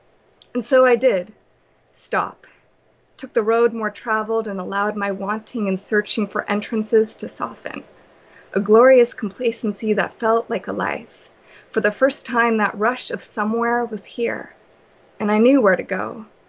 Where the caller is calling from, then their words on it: Vancouver, British Columbia, Canada; I'm calling from Vancouver, BC.